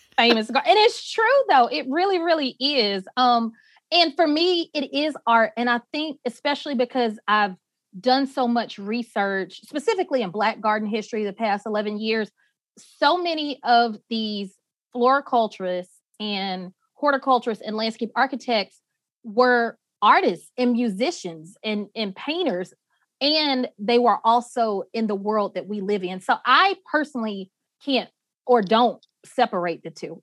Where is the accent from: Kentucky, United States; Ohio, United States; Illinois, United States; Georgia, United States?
Georgia, United States; Atlanta; also born or lived in Barnesville, Georgia; I grew up in Atlanta